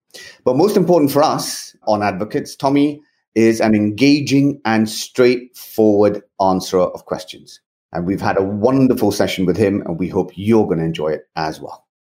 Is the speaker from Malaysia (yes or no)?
yes; Malaysia; We are all from Malaysia